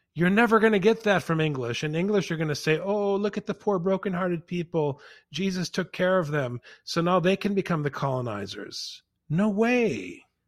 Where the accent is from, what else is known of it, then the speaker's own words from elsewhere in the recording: Saint Paul, Minnesota, United States; I grew up on the West Side in Saint Paul.